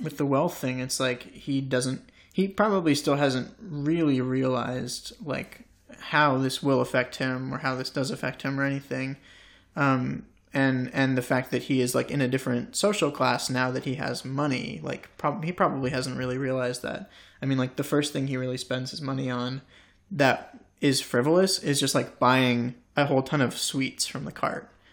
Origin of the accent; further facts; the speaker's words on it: United States; an American boy growing up in the States